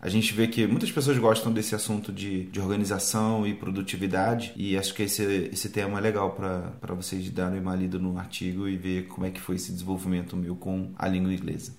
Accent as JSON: {"language": "Portuguese", "region": "Rio de Janeiro", "country": "Brazil", "tie": "born or raised there", "also_born_or_lived": "Seropédica", "said": "a gente é do Rio também, a gente não mora, não morava quando criança, sei lá, na Zona Sul"}